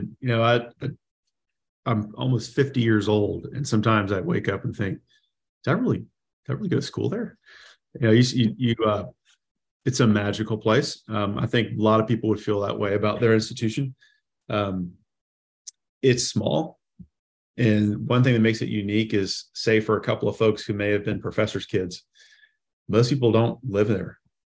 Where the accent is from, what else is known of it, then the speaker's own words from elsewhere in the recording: the South, United States; people knew I was from the South. And so there were some stereotypes put on me, maybe some true, but, you know, mostly not.